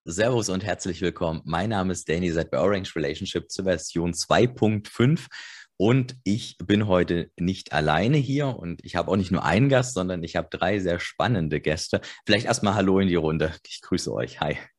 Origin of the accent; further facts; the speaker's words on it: Germany; ich bin noch in der DDR geboren